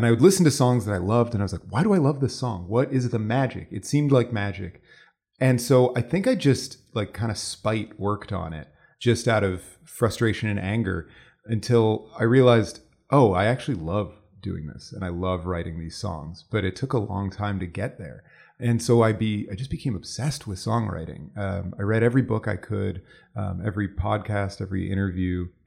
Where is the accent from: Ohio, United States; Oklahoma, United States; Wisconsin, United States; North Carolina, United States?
Ohio, United States; Cleveland; moved away as an adult; now in Toronto, Canada; I'm from Cleveland, Ohio